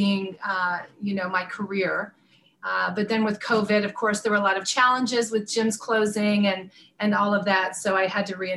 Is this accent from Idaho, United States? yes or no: no; North Florida, United States; I grew up in North Florida